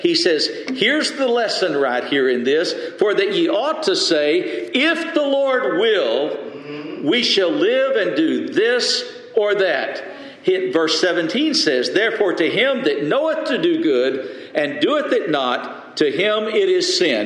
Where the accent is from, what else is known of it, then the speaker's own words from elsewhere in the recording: Lubbock, Texas, United States; we grew up in the Lubbock church together